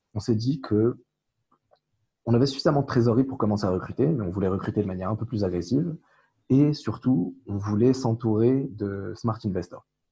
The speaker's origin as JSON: {"language": "French", "country": "Morocco", "tie": "born or raised there", "moved": "yes", "lives_now": "France", "said": "Tariq et moi avons grandi au Maroc, on a eu la nationalité française euh, par la suite"}